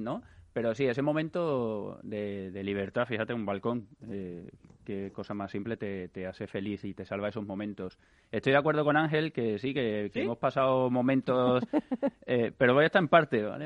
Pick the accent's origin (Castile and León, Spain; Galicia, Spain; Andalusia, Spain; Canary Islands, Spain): Andalusia, Spain; Seville; now in Madrid, Spain; yo soy de Sevilla, se nota, ¿no?